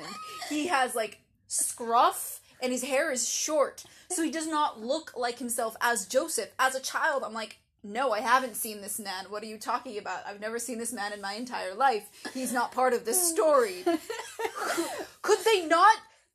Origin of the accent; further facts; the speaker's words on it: Jerusalem, Jerusalem District, Israel; I am not American. I'm half British. But more importantly than that, I'm from Jerusalem.